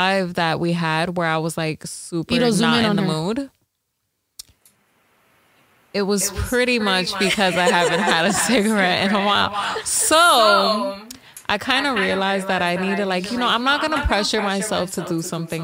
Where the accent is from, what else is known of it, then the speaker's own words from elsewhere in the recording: New York, United States; I'm from New York.